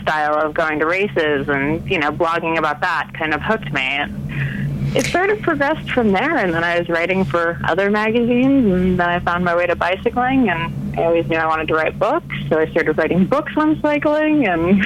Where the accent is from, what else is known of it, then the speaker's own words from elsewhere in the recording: United States; I'm American